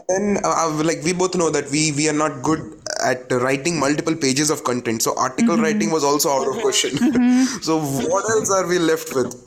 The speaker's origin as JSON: {"language": "English", "country": "India"}